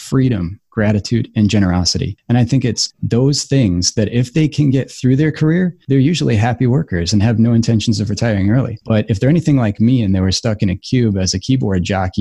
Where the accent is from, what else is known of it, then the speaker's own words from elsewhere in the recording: United States; we're American.